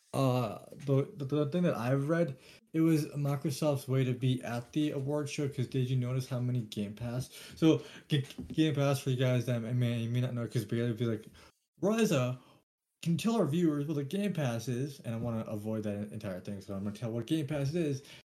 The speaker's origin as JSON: {"language": "English", "country": "Canada", "said": "We're Canadian"}